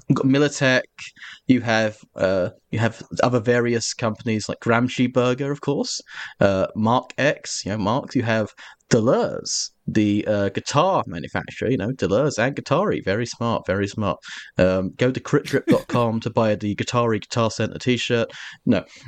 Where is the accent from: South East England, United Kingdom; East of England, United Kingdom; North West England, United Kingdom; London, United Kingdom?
East of England, United Kingdom; Essex; I'm from Essex, and my, I'm, my people are historically of the Cockney diaspora.